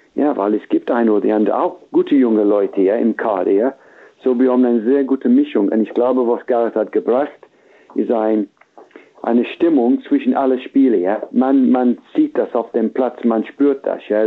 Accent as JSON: {"language": "German", "region": "England", "country": "United Kingdom", "second_language": "German", "said": "wir haben ein, ein gutes Gefühl momentan in England"}